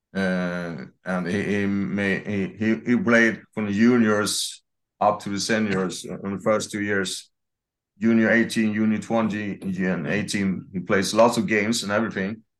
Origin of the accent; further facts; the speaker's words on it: near Karlskrona, Blekinge, Sweden; English is a second language; I was born in Morong, uh, south of Sweden, and at ten, thirty minutes from Karlskrona